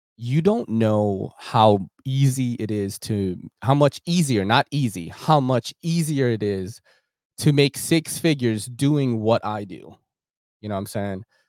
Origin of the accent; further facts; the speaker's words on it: New York, United States; I grew up in New York, like, and I'm Asian